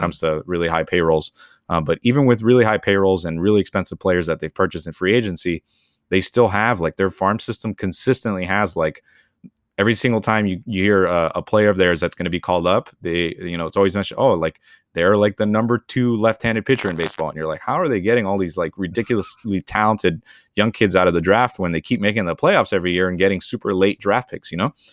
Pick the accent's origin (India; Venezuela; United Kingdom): Venezuela; I was born in Venezuela